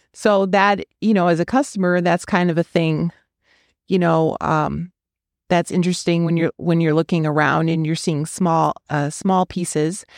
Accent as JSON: {"language": "English", "region": "Wisconsin", "country": "United States", "moved": "yes", "lives_now": "Fort Worth, United States", "said": "I'm from Wisconsin, so I am not native to here"}